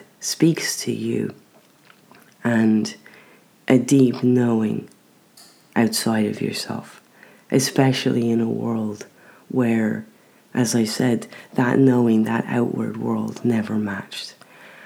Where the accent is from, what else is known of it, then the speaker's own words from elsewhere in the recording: Ireland; moved away; I don't have a problem with being Irish